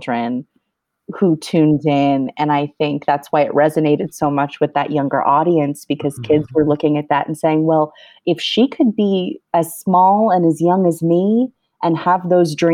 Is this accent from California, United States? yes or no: yes; Los Angeles, California, United States; It is a Mexican restaurant in the San Fernando Valley, which is where I grew up in Los Angeles